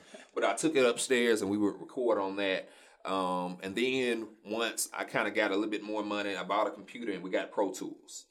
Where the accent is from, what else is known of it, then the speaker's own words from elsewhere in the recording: Shreveport, Louisiana, United States; I'm born and raised Shreveport, Louisiana